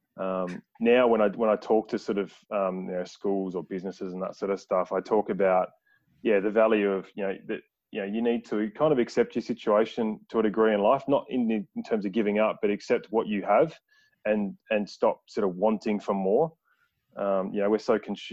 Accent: Adelaide, South Australia, Australia; in Adelaide, so in my hometown.

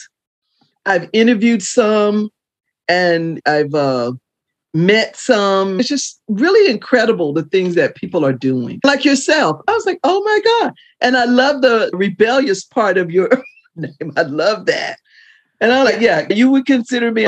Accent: the South, United States; in the South at the time when I was born

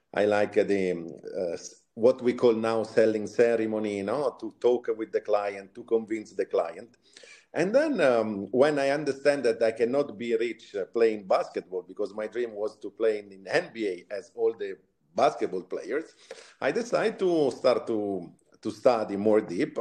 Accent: Sansepolcro, Tuscany, Italy; moved away; originally, I'm from uh, Italy, Tuscany, a small villa, let's say, a small city near uh, Florence. It's called San Sepolcro

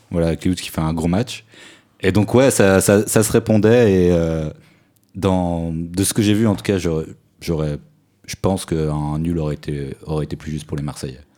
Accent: Switzerland; en tant que Suisse

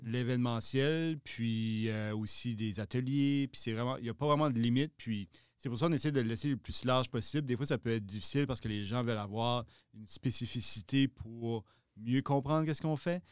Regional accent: Shippagan, New Brunswick, Canada; moved away as an adult; now in Moncton, Canada; originaire de Chipagan, dans le nord-est du Nouveau-Brunswick

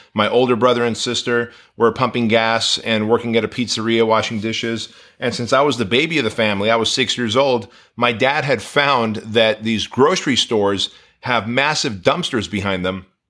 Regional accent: Southern California, United States; born or raised there; English is a second language; also born or lived in Armenia

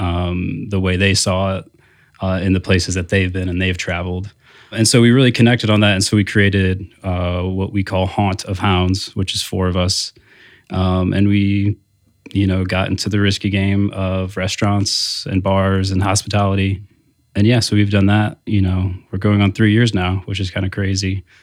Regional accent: South Bend, Indiana, United States; also born or lived in Bloomington, Indiana; I am from South Bend, you know, born, grew up

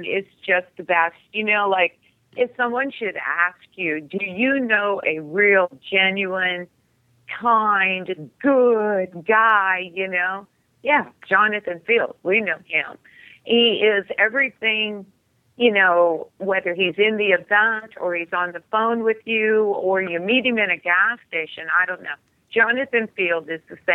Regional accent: California, United States; moved away; originally I was from California, so I'm, you know, have this very vaquero background, you know, in California

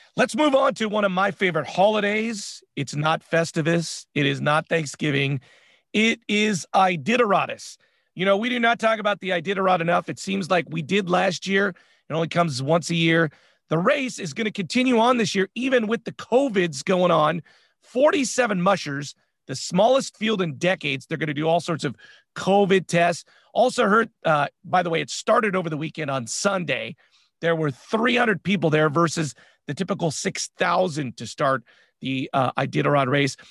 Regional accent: San Francisco, California, United States; We're from San Francisco

